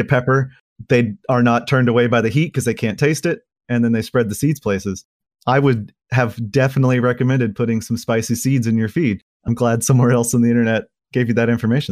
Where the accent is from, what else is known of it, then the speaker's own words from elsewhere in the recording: Oklahoma, United States; moved away as an adult; now in Fayetteville, United States; I was born here in Fayetteville, but I moved to a little beef cattle farm that my family owns just right over the border into Oklahoma when I was a young kid